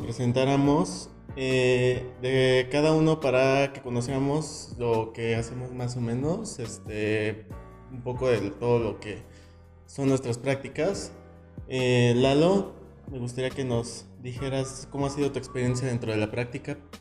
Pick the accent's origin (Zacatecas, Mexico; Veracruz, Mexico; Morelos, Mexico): Morelos, Mexico; Cuernavaca; Nosotros somos de Cuernavaca, Morelos